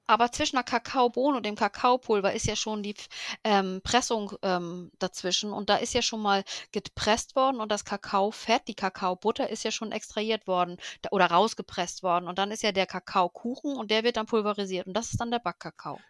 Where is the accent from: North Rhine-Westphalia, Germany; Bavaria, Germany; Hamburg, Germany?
Hamburg, Germany; ich komme aus Hamburg